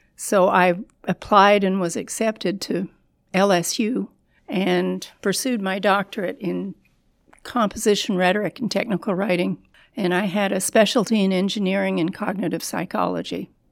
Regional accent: Toronto, Ontario, Canada; moved away as an adult; also born or lived in Tampa; now in Louisiana, United States; I was born and raised in Toronto

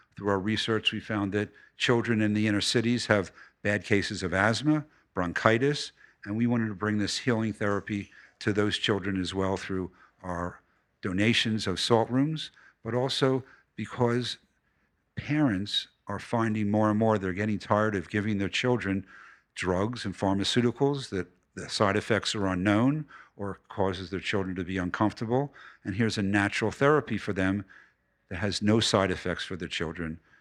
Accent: New York City, New York, United States; also born or lived in Philadelphia; I was born in Philadelphia, moved to New York City when I was eleven

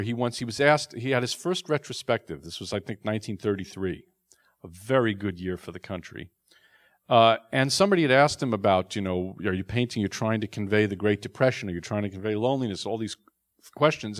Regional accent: New York City, New York, United States; I'm a neurotic Jew from, from Queens

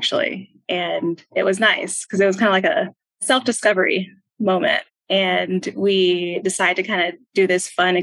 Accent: Houston, Texas, United States; also born or lived in Minnesota; I was born in Minnesota. We kind of trickled our way down to Houston, and I've lived there since I was four

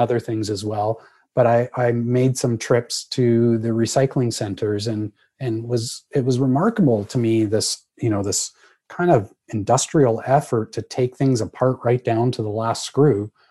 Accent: Canada; I'm a Canadian

